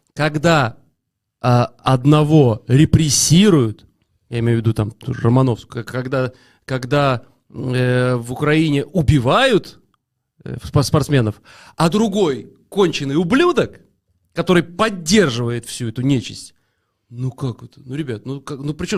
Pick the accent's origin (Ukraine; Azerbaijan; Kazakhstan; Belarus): Belarus; мы, несчастные белорусы